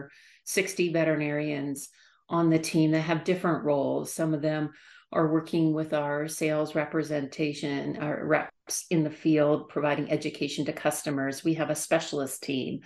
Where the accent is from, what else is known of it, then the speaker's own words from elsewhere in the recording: Canada; moved away as an adult; I grew up in Canada